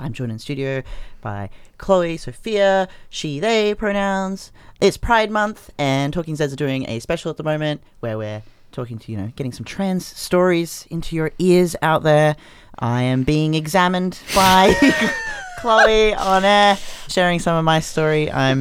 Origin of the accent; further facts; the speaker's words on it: Australia; falling in love with Australia and being in love as an Australian person, but also having my home, my true ancestral home across the water, you know, across the Pacific